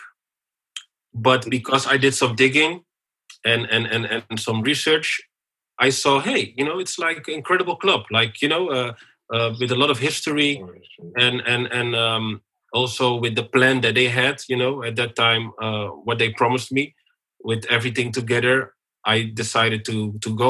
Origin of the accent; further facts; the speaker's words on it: Amsterdam, North Holland, Netherlands; moved away as an adult; also born or lived in Turkey / United Arab Emirates / Germany; growing up in Belmer